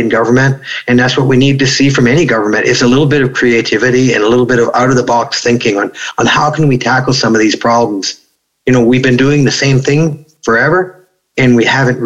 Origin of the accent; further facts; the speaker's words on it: Grand Falls, New Brunswick, Canada; right here at our small hospital in Grand Falls